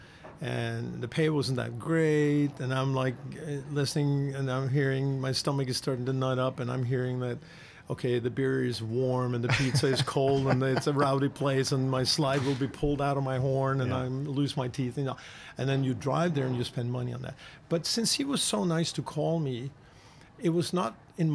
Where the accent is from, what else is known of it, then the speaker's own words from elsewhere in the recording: Norway; moved away as an adult; also born or lived in New York; I'm from the Waldorf school system in Norway, and after that, I went to the Royal Academy of Music